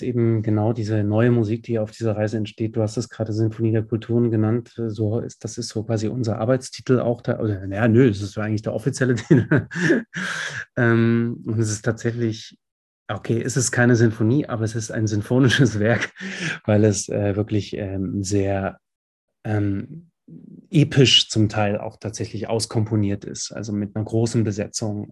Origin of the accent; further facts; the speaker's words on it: Dresden, Saxony, Germany; aus meinem Kiez, wo ich groß geworden bin in Dresden